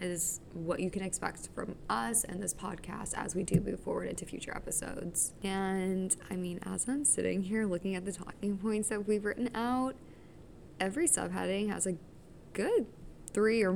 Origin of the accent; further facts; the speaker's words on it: Dallas, Texas, United States; now in Boston, United States; I'm from Dallas, Texas. So, I may throw in a few y'alls here and there